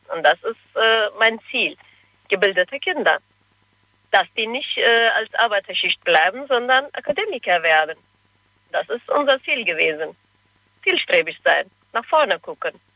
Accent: Cologne, North Rhine-Westphalia, Germany; also born or lived in Turkey; Ich bin in Köln aufgewachsen

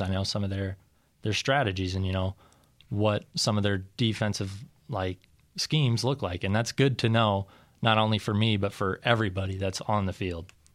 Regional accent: Storm Lake, Iowa, United States; I grew up in Storm Lake. I played football at Storm Lake

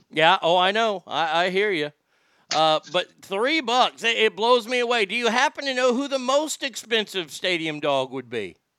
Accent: Texas, United States; moved away as an adult; also born or lived in Reno / Sacramento; I lived in Reno and I lived in Sacramento for 20 plus years after growing up in Texas

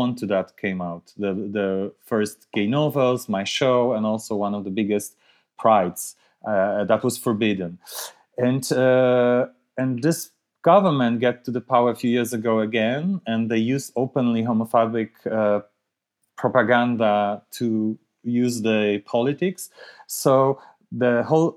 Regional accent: Białystok, Podlaskie Voivodeship, Poland; moved away; I was born in Białystok. It's northeast part of Poland. It's not a huge city, but it's not that small. But still, I remember quite clear when I was growing up there

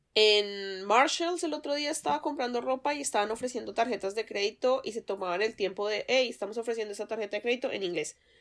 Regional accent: Colombia; now in United States; digo, pues que de Colombia, obviamente, porque el acento pues me traiciona

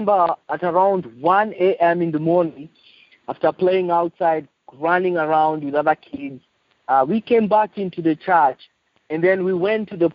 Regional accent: Nairobi, Kenya; I'm from Nairobi, Kenya. I was born in Nairobi, Kenya 39 years ago

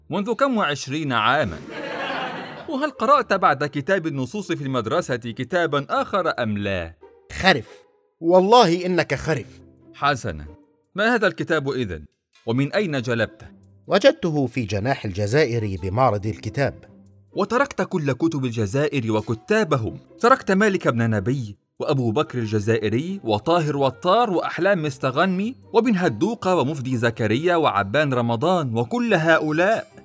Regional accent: Egypt; فهو يوم الحنة هذا كما عندنا في مصر رقص وزيطة وزنبليطة وسهر حتى الصباح الباكر

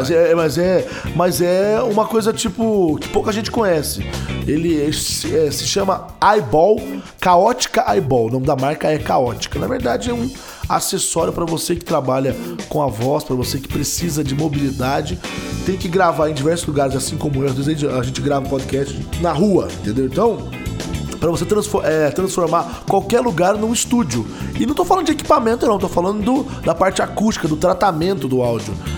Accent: Machado, Minas Gerais, Brazil; Estou em Minas Gerais, sim, na minha cidade natal, Machado, Minas Gerais

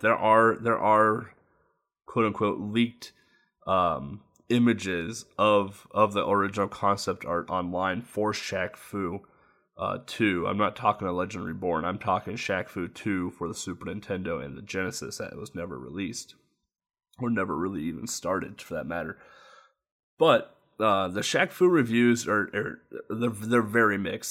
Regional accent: United States; as an American

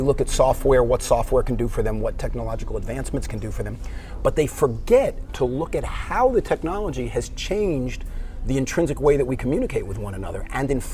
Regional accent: Miami Beach, Florida, United States; It was a great place to grow up. I had no idea how special growing up Miami Beach was

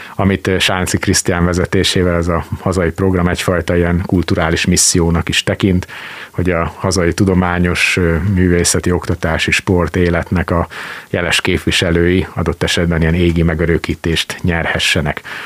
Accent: Sopron, Győr-Moson-Sopron, Hungary; now in Szeged, Hungary; Az egyik szülővárosomról, Sopronról

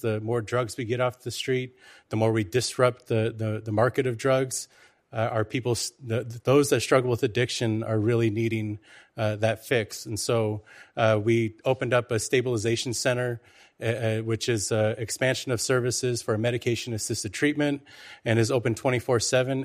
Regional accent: Lummi Nation, Washington, United States; I come from Lummi, and I serve as the chairman of the Lummi Indian Business Council.

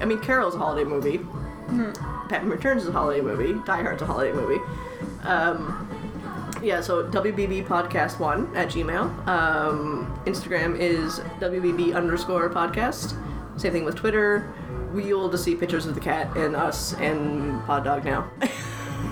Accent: Canada; also born or lived in Halifax; I'm very Canadian

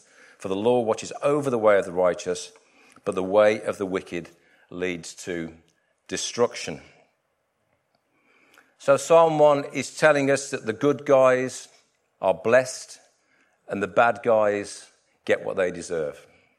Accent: West Midlands, United Kingdom; Where I grew up in the Midlands and the Black Country, lots of canal networks

